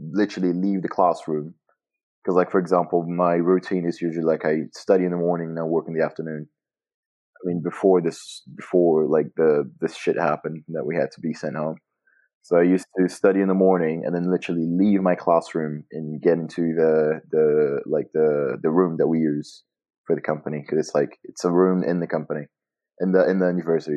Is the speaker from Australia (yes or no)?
no; Montes Claros, Minas Gerais, Brazil; English is a second language; I am from Montes Claros, and that's where I am right now.